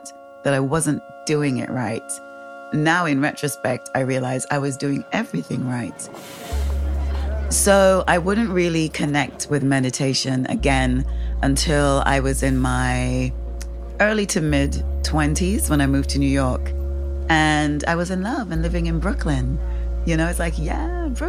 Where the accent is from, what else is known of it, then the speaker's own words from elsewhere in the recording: Saint James Windward Parish, St. Kitts & Nevis; also born or lived in Manchester, England; I moved to the Caribbean when I was 11. So I grew up on this tiny island